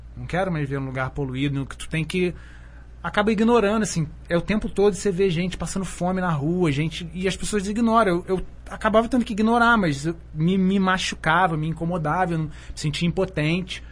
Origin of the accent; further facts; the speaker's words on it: Petrópolis, Rio de Janeiro, Brazil; also born or lived in São Paulo; now in Alto Paraíso de Goiás, Brazil; estudou comigo em Petrópolis, que é minha cidade natal